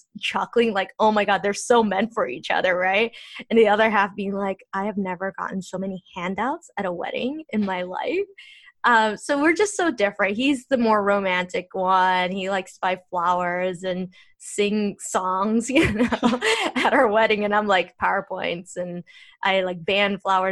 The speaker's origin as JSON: {"language": "English", "country": "United States", "moved": "yes", "lives_now": "Treviso, Italy", "said": "I'm Korean American"}